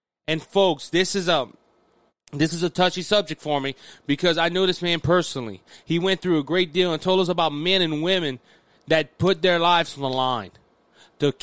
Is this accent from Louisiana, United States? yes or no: yes; Louisiana, United States; my home state